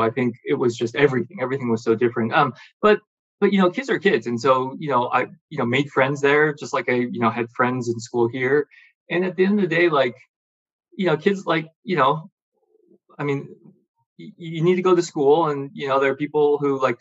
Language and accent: English; Troy, Michigan, United States; moved away; also born or lived in China; I grew up in Michigan, Detroit area, suburb of Detroit